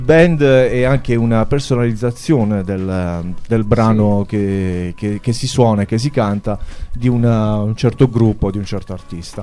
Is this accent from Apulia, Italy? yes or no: yes; Altamura, Apulia, Italy; Io vengo da Altamura